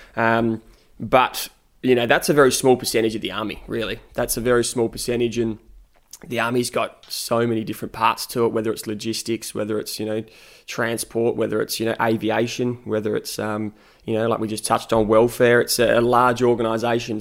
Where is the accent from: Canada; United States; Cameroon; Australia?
Australia; Adelaide, South Australia; accent: South Australian twang; moved away as an adult; born and raised in Adelaide